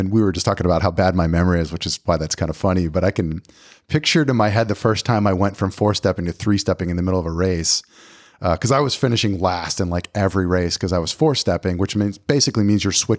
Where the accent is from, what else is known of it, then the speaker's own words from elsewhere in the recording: Pennsylvania, United States; moved away as an adult; You know, I moved from Pennsylvania to Tennessee.